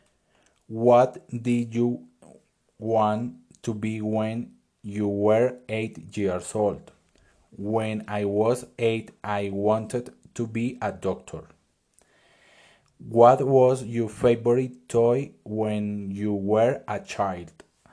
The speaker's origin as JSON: {"language": "English", "town": "Duitama", "region": "Boyacá", "country": "Colombia", "tie": "born or raised there", "second_language": "English", "said": "My first school was Jesús Eucaristía. It was in Duitama, Boyacá."}